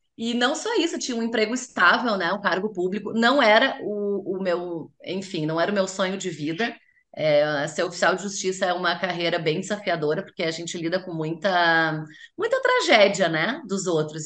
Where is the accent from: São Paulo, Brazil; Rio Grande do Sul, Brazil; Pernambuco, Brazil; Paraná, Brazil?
Rio Grande do Sul, Brazil; Porto Alegre; eu sou natural de Porto Alegre